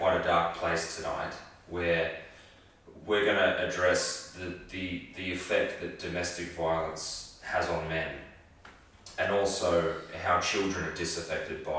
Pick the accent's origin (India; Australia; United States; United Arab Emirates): Australia; Sydney, New South Wales; also born or lived in Dural; I grew up in Castle Crag. Like the first part of my childhood was in Castle Crag before we moved out to Dural.